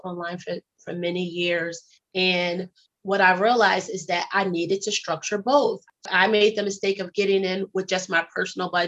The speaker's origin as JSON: {"language": "English", "town": "Philadelphia", "region": "Pennsylvania", "country": "United States", "said": "I'm originally from Philly. Yeah, I'm from Philadelphia"}